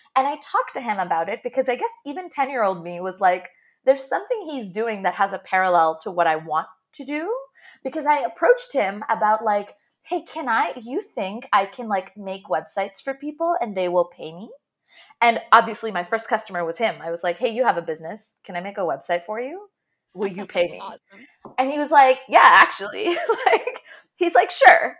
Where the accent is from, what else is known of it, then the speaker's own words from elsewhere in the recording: Jeddah, Makkah Province, Saudi Arabia; moved away as an adult; also born or lived in Toronto; So I grew up in Jeddah in Saudi Arabia and then moved to Toronto for undergrad.